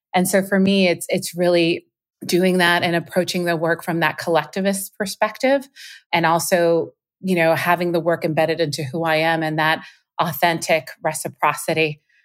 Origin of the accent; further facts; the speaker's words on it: Puerto Rico; moved away; culturally how I grew up. in Puerto Rico.